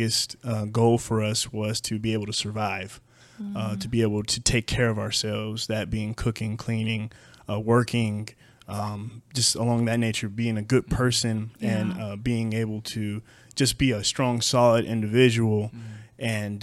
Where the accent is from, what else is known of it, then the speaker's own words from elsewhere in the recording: Madera, California, United States; I grew up in a small town in Central Valley, California, Madera, California. I was born there in 1988